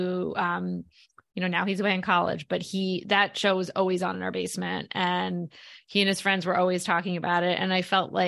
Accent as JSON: {"language": "English", "town": "Philadelphia", "region": "Pennsylvania", "country": "United States", "said": "I'm from Philadelphia and my son is a lunatic Eagles fan?"}